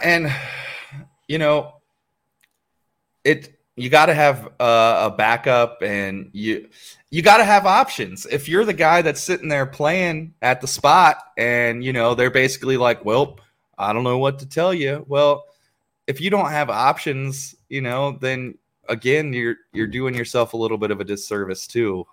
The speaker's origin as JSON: {"language": "English", "region": "Ohio", "country": "United States", "said": "I'm from Ohio"}